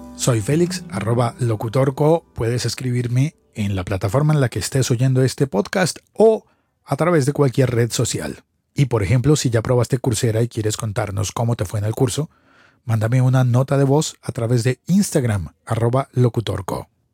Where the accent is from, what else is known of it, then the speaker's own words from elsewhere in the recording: Colombia; en mi país, en Colombia